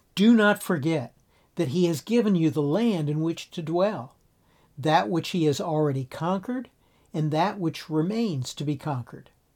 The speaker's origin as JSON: {"language": "English", "region": "South Florida", "country": "United States", "tie": "born or raised there", "said": "I grew up in South Florida and spent a lot of time at the beach"}